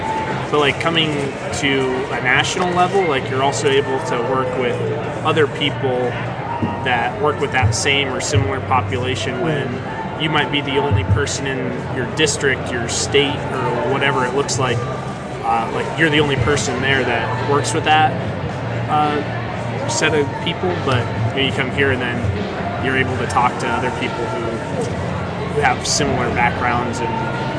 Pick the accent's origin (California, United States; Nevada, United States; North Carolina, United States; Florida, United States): Nevada, United States; Las Vegas; oh, hey, I'm from Vegas too. Like, cause Vegas is so big too.